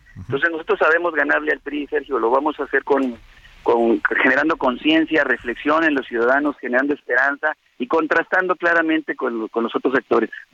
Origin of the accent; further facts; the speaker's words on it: northern Coahuila, Mexico; Nosotros venimos del norte de Coahuila